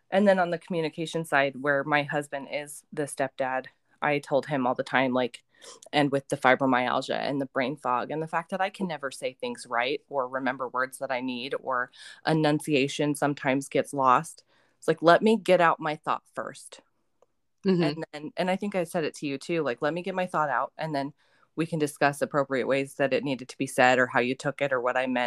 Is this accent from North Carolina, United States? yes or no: no; Utah, United States; also born or lived in Texas / California / Nevada; i grew up in Utah and Texas and California and Nevada and these states. I didn't grow up on the on the east side.